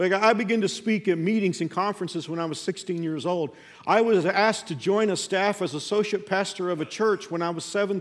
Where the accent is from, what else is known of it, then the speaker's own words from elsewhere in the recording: Fort Worth, Texas, United States; moved away as an adult; I was living in my hometown, 6 miles away from where I went to high school